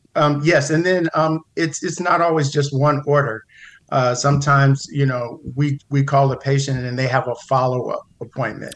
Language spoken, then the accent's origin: English; Pasadena, California, United States; I grew up in the Pasadena area, went to one of the local high schools, uh, big shout out to John Muir Mustangs in, in Pasadena